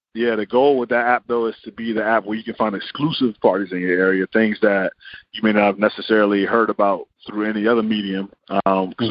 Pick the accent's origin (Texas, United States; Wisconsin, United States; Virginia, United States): Virginia, United States; Richmond; also born or lived in Los Angeles, California; Richmond, Virginia